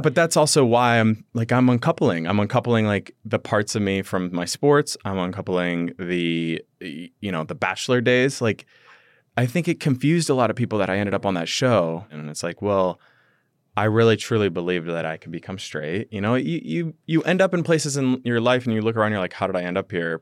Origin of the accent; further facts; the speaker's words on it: Midwest, United States; growing up in the Midwest